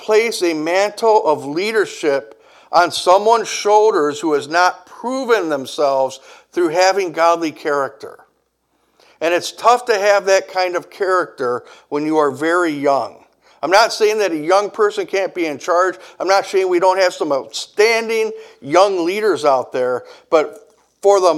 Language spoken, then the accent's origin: English; Kenosha, Wisconsin, United States; my hometown